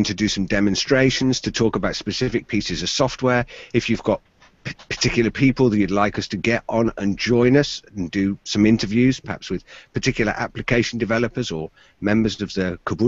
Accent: Exeter, South West England, United Kingdom; I'm from Exeter in the southwest of the UK

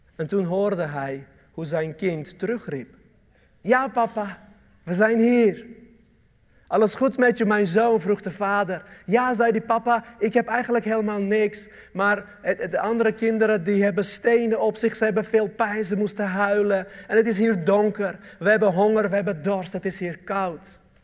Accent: Armenia; Dutch is a second language; now in Netherlands; Armenië, een land waar ik vandaan kom

